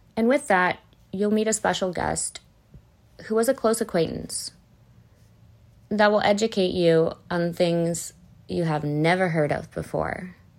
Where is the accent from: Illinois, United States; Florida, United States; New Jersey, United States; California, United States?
Illinois, United States; Northwest suburbs of; also born or lived in Arizona; I grew up in the Northwest suburbs of Illinois.